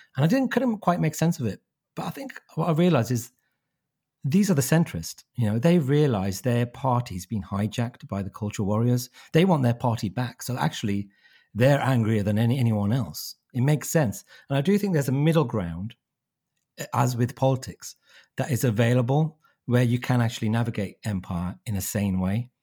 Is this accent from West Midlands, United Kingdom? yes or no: yes; Wolverhampton, West Midlands, United Kingdom; my hometown of Wolverhampton